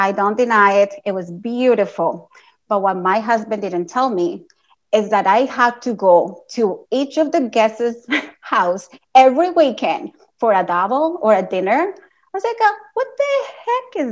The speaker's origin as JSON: {"language": "English", "country": "Colombia", "moved": "yes", "said": "Like my family, I'm from Colombia"}